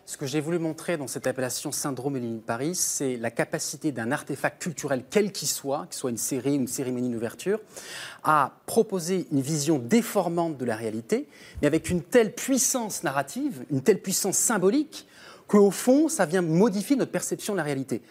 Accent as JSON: {"language": "French", "country": "St. Pierre & Miquelon", "said": "Moi, je viens de Saint-Pierre-et-Miquelon, qui est un territoire d'outre-mer"}